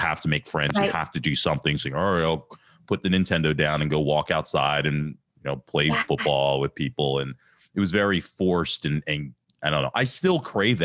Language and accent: English; Ambler, Pennsylvania, United States; growing up in Ambler